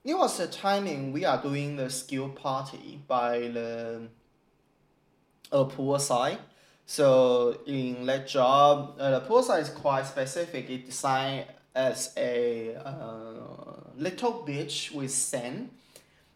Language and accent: English; Xiluo, Yunlin County, Taiwan; English is a second language; moved away as an adult; now in Australia; So I'm from Taiwan, I'm Taiwanese for sure. And I'm from a township called Xiluo. Xiluo is a little township of Yunlin, this agriculture county.